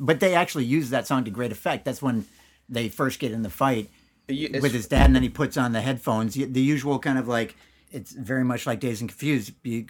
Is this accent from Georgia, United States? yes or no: no; Danville, California, United States; No, Danville, California, back before it's the Danville that it is now.